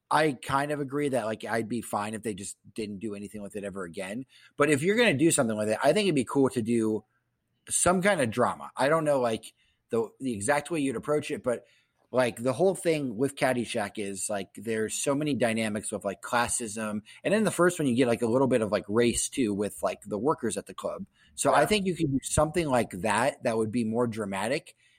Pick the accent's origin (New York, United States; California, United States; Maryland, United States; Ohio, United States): Ohio, United States; Columbus; I'm from Columbus and there are so many country clubs there. I went to Catholic school